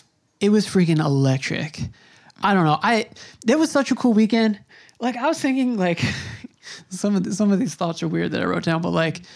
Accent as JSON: {"language": "English", "region": "New York", "country": "United States", "said": "I'm from New York"}